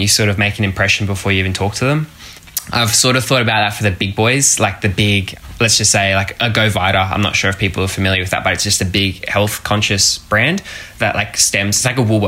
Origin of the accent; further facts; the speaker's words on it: Gold Coast, Queensland, Australia; a 17-year-old entrepreneur from the Gold Coast